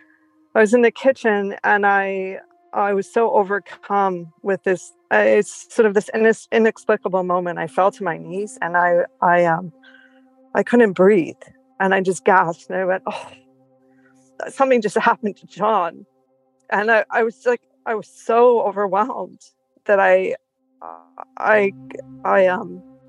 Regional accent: Toronto, Ontario, Canada; our old neighborhood where we grew up in Toronto

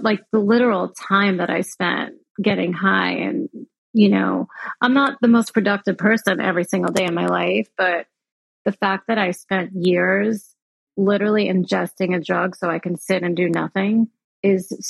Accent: New York, United States; moved away as an adult; now in Florida, United States; I'm from New York

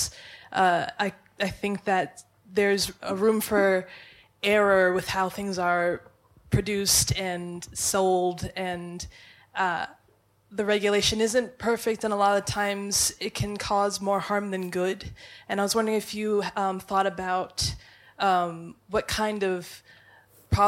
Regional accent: United States; I'm an American

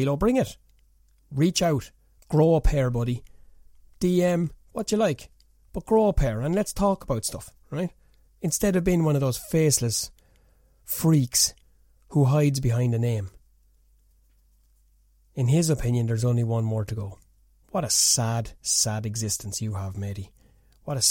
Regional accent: Ireland; I'm Irish

